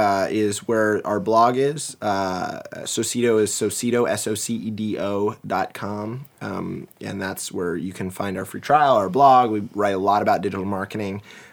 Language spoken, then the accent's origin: English; East Coast, United States; born there; Can you tell I was born on the East Coast?